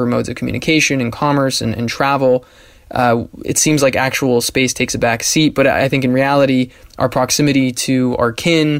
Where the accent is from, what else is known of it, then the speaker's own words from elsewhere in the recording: San Diego, California, United States; now in Budapest, Hungary; I'm from San Diego, California